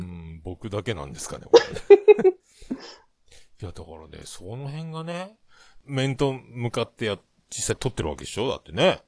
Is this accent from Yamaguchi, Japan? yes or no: yes; Yamaguchi, Japan; 僕山口県なんですよ